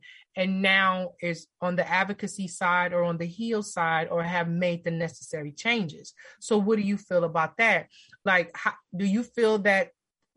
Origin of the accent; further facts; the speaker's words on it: Los Angeles, California, United States; growing up in LA, growing up in Watts